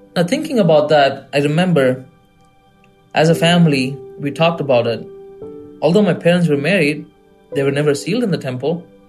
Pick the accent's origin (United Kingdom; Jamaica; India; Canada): India; moved away; people that knew that I was from India.